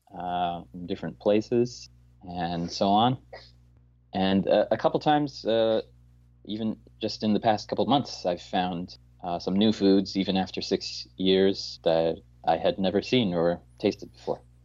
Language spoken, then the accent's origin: English; Newfoundland and Labrador, Canada; also born or lived in Montreal; now in South Korea; Newfoundland, uh, which is where I'm from